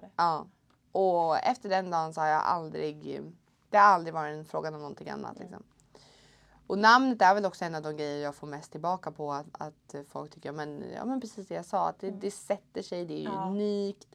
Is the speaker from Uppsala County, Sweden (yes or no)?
yes; Uppsala, Uppsala County, Sweden; jag är från Uppsala. Jag är egentligen uppväxt eh, lite utanför Uppsala på, på en gård.